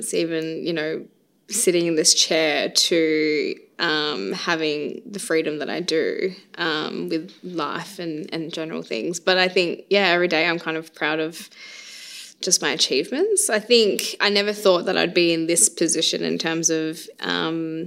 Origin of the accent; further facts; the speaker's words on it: Carnarvon, Western Australia, Australia; I was actually born on Yamaji country in Carnarvon, so I guess my country always kind of brings me back to Carnarvon.